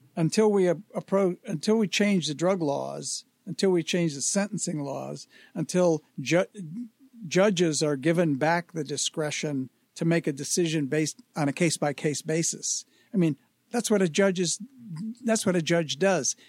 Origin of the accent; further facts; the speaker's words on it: Detroit, Michigan, United States; moved away; my hometown